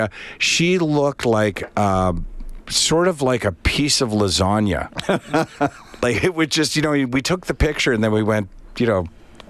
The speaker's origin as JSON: {"language": "English", "country": "Canada", "lives_now": "Edmonton, Canada", "said": "I'd say I'm fairly Canadian."}